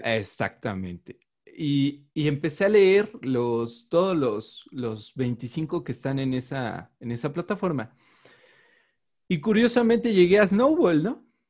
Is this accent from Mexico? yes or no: yes; Mexico; yo soy mexicano